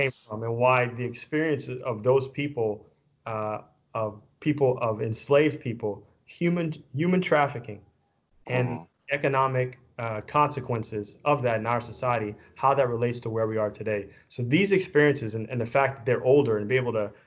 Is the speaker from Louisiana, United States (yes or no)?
yes; Louisiana, United States; also born or lived in Texas; now in Pearland, United States; I'm coming from Louisiana